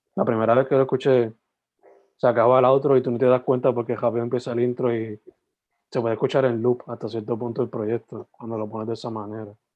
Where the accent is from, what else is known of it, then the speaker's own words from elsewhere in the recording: San Germán, Puerto Rico; yo originalmente pues soy de San Germán